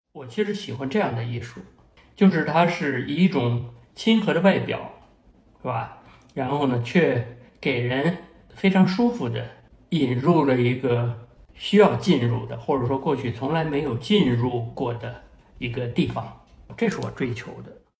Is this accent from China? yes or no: yes; Beijing, China; 我在北京大学的校园里长大，所以呢，周围呢，它是那样一种知识分子成堆的这么一个环境啊。虽然我父母他们不是一个成功的知识分子，但是呢，比如说我母亲在北大图书馆学系工作